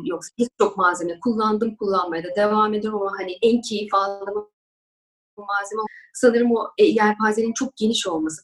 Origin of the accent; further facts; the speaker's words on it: Istanbul, Turkey; also born or lived in Ankara; Ben 1979 Ankara doğumluyum. 3-4 yaşlarından beri İstanbul'dayım.